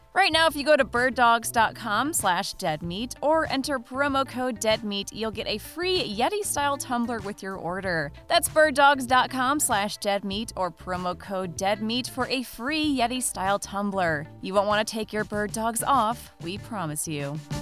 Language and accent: English; Michigan, United States; growing up in Michigan